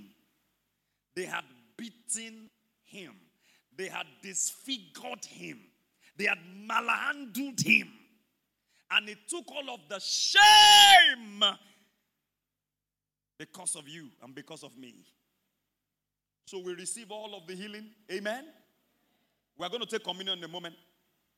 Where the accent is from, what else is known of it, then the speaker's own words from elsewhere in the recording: Ibadan, Oyo, Nigeria; growing up in Mokola